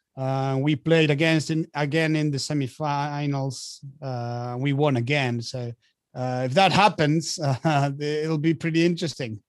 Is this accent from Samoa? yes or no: no; Argentina; moved away as an adult; now in France; I was born and raised in Argentina, so I, I lived there since I was uh, since I was born till I was about 25